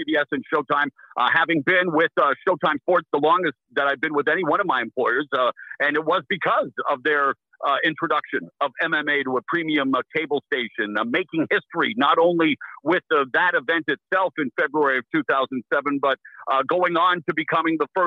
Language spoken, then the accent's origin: English; Abbotsford, British Columbia, Canada; moved away as an adult; also born or lived in Vancouver; now in United States; in my hometown of Abbotsford